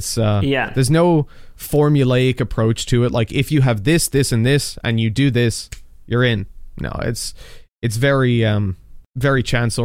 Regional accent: Dublin, Leinster, Ireland; I was from Dublin. I don't have a Dublin accent specific. At least Irish people tell me I sound American.

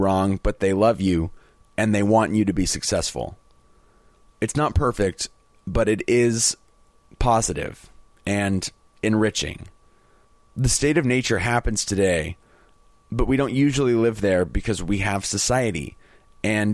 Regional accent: United States; as an American

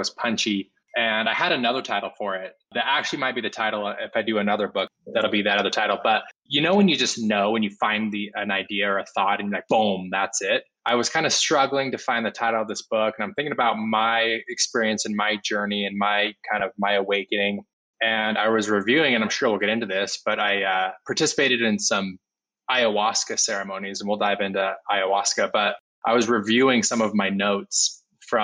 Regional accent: Utah, United States; I grew up Mormon in Utah in a very conservative white neighborhood

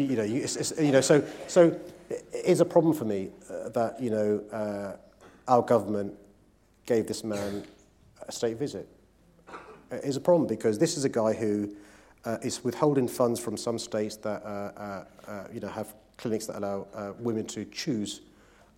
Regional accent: London, United Kingdom; as a Londoner

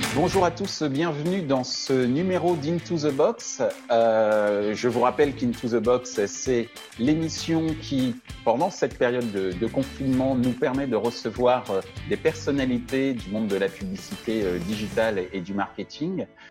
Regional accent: France; chez nous en France

